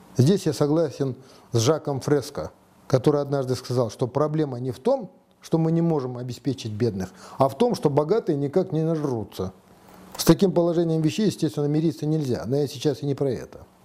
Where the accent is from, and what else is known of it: Kazakhstan